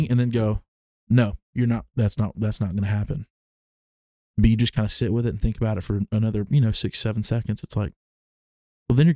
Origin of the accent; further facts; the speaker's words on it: Alabama, United States; because we grew up in Alabama in the Southern Baptist Church